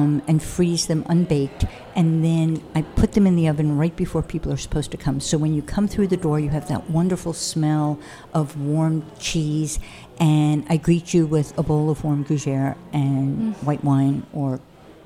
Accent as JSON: {"language": "English", "region": "New York", "country": "United States", "tie": "born or raised there", "also_born_or_lived": "Paris / Connecticut", "said": "I grew up in New York"}